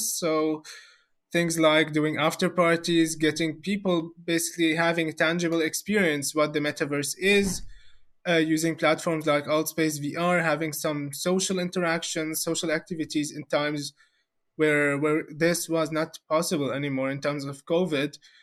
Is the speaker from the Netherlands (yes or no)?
no; Syria; moved away as an adult; now in Germany; I'm personally from, from Syria